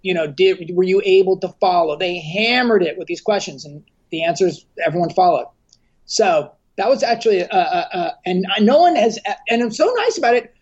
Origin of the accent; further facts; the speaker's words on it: Southern California, United States; I grew up here in Southern California